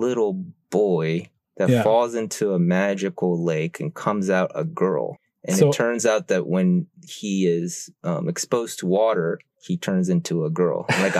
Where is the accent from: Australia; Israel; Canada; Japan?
Japan; so I'm from Japan. So I'll go to Japan every summer and I'll go to school there.